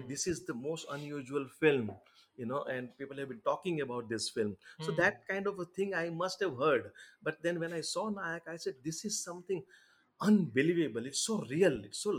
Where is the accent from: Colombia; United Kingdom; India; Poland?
India; first language Gujarati; English is a second language; actually Gujarati, of course, being it's my mother tongue